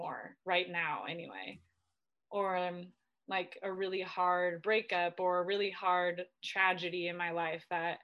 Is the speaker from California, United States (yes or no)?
yes; Southern California, United States; moved away as an adult; also born or lived in Spain / Sweden; now in Washington, United States; I'm from Southern California, born and raised